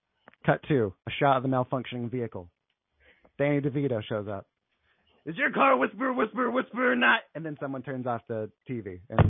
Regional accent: Greensboro, North Carolina, United States; I'm from Greensboro, North Carolina.

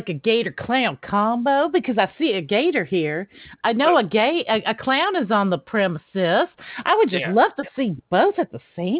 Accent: Nashville, Tennessee, United States; born there; now in New Jersey, United States; Well, I was born in Tennessee. Now I live in Northern Jersey.

